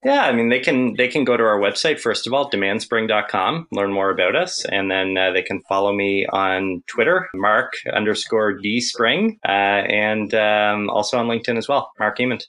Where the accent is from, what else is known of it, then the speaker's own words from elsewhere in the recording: Ontario, Canada; also born or lived in Ottawa, Canada; I'm I'm Canadian. I live in a little village that has actually been kind of subsumed by the capital of Canada, Ottawa